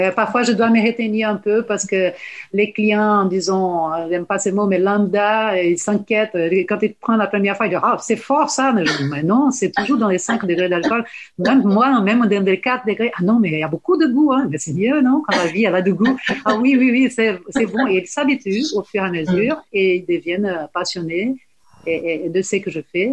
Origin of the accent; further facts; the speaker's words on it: Salvador, Bahia, Brazil; French is a second language; moved away as an adult; now in France; De Salvador de Bahia une terre très ensoleillée